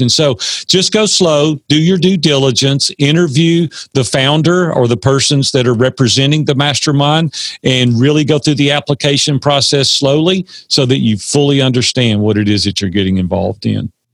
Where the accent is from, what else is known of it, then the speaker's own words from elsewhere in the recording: Nashville, Tennessee, United States; I'm from Nashville, Tennessee. I've been here 60 years now. We're three generations deep